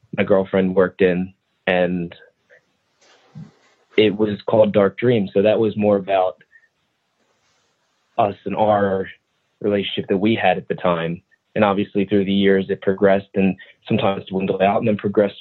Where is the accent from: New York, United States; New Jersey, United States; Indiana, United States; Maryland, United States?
New Jersey, United States; I'm from New Jersey